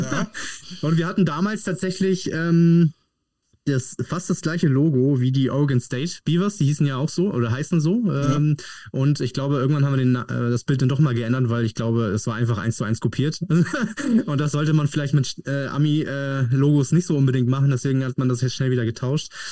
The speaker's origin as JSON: {"language": "German", "town": "Padenstedt", "region": "Schleswig-Holstein", "country": "Germany", "said": "Padenstedt Kamp ist ein kleines Dorf unterhalb von Neumünster, liegt ziemlich genau zwischen Kiel und ja, Hamburg"}